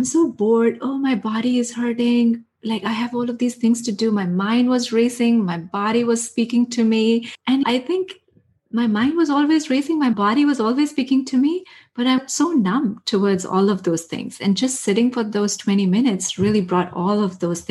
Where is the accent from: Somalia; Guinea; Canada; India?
India; moved away as an adult; I grew up in India. I spent my first 23 years of my life in India